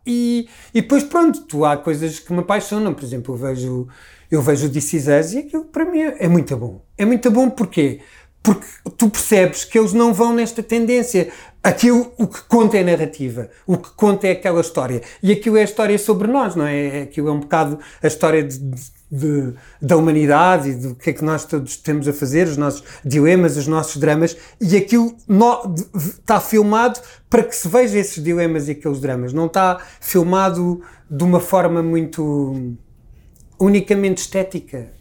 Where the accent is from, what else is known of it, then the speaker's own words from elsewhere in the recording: Lisbon, Portugal; accent: Lisbon; eu sou Lisboeta, eu digo telefone, e digo reunião, e digo todas essas pequenas particularidades que fazem de mim Lisboeta